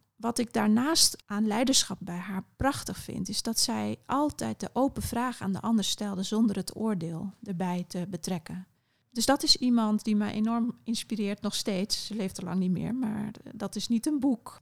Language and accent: Dutch; Curaçao; ik ben op Curaçao opgegroeid